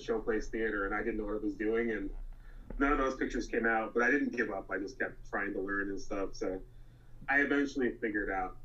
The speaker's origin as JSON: {"language": "English", "town": "New York City", "region": "New York", "country": "United States", "tie": "born or raised there", "moved": "as an adult", "lives_now": "Buffalo, United States", "said": "I grew up in Flushing, New York, which is in the borough of Queens"}